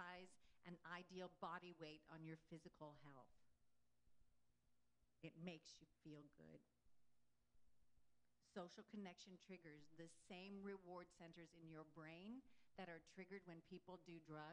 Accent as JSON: {"language": "English", "town": "Houston", "region": "Texas", "country": "United States", "tie": "born or raised there", "said": "we're both from Houston"}